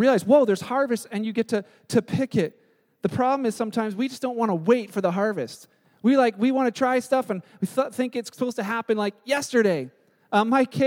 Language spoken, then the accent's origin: English; Canada; we're Canadian